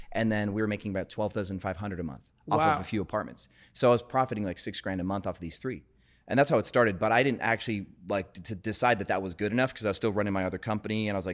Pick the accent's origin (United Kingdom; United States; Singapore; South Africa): United States; Wisconsin; So I grew up in Wisconsin, but got into sales in Wisconsin, dropped out of music school for a sales job.